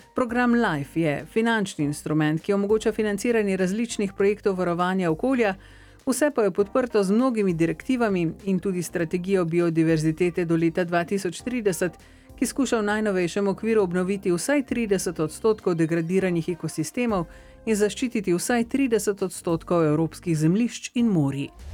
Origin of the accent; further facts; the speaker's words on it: Slovenia; Slovenci smo